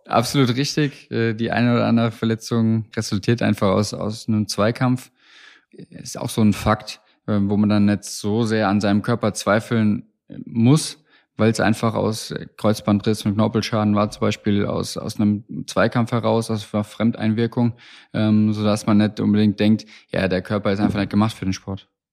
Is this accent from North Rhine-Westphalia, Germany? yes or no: no; Hesse, Germany; Bin waschechter Hesse, für mich mit der Heimat ungemein verbunden